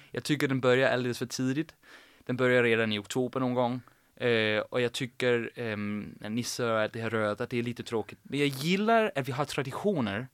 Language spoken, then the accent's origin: Swedish; Sorø, Zealand, Denmark; accent: Danish; Swedish is a second language; moved away as an adult; also born or lived in Copenhagen, Denmark; now in Gothenburg, Sweden; Jag växte upp i Sorö. Det är en by på 30 000 invånare i mitt på Källen, en timme från Köpenhamn.